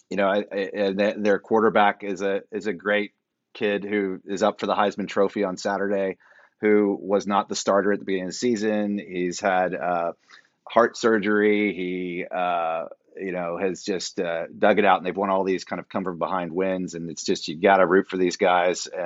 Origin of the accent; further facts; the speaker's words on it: Fort Worth, Texas, United States; my hometown of Fort Worth, Texas